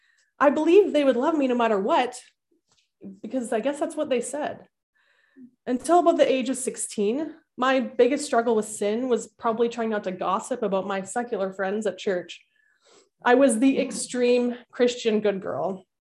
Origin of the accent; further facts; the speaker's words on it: Winnipeg, Manitoba, Canada; So I grew up in Winnipeg in a middle-class home with a younger brother, a mom, and a dad.